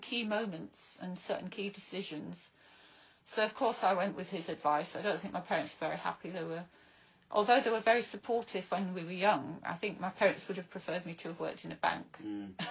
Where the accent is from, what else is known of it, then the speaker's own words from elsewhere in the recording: Bradford, Yorkshire and the Humber, United Kingdom; now in Brighton, United Kingdom; growing up in a council estate in Bradford